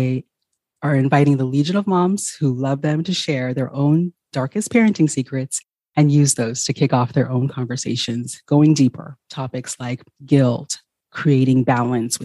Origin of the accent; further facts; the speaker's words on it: Ghana; moved away; I'm originally from Ghana